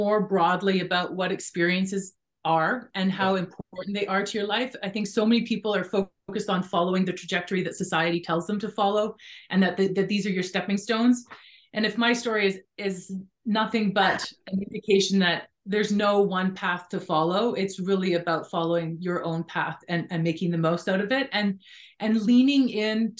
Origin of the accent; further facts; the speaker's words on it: British Columbia, Canada; I grew up in British Columbia